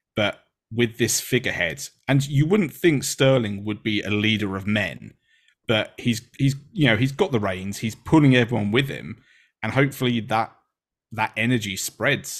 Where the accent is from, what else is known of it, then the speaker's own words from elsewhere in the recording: England, United Kingdom; being an English person